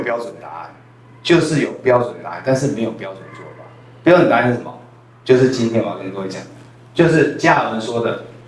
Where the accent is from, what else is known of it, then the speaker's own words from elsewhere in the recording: Taiwan; accent: Taiwanese Hokkien; first language Taiwanese Hokkien; Chinese is a second language; 我的母语也是台语